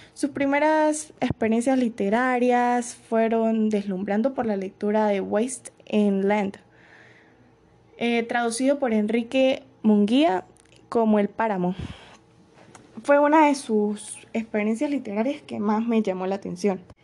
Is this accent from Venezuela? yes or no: yes; Venezuela; mi país de origen, tal como lo es Venezuela